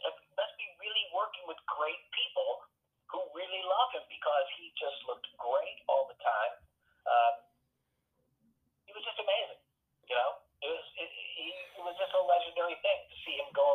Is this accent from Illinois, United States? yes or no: no; New York, United States; I'm from New York